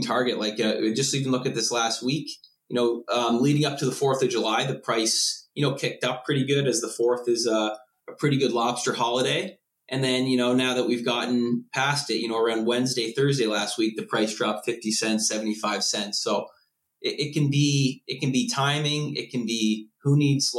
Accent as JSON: {"language": "English", "area": "Cape Breton", "region": "Nova Scotia", "country": "Canada", "moved": "yes", "said": "I'm from originally from Cape Breton, Nova Scotia"}